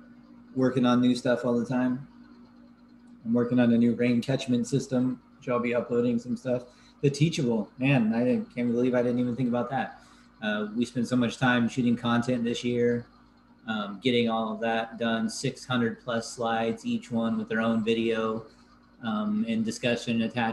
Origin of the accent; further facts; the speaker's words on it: Happy Camp, California, United States; I grew up, for those of you who don't know, I grew up in Happy Camp, California, which is where the Slater fire primarily was this year